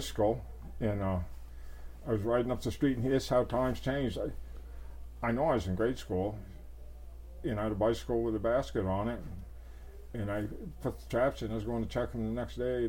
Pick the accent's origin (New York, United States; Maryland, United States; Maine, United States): Maine, United States; moved away as an adult; also born or lived in Idaho / Montana / Wyoming; as a kid growing up in Maine